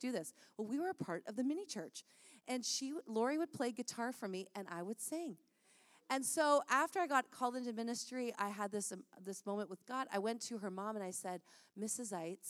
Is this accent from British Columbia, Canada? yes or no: no; St. Catharines, Ontario, Canada; We grew up together in St. Catharines